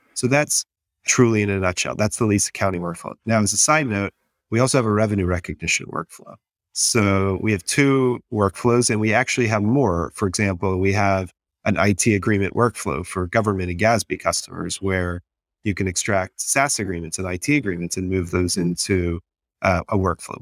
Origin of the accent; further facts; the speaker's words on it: Texas, United States; I'm from Texas, so I, I was in the Enron world